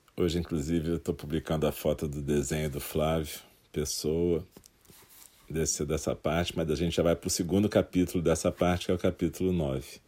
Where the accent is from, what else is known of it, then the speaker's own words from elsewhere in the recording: Brazil; also born or lived in Rio de Janeiro, Brazil; preciso de um tempo para voltar para a minha terra e negociar uma forma de voltar a viver lá